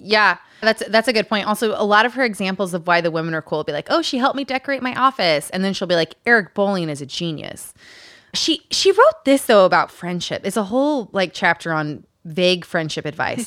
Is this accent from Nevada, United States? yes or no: no; Utah, United States; Growing up in Utah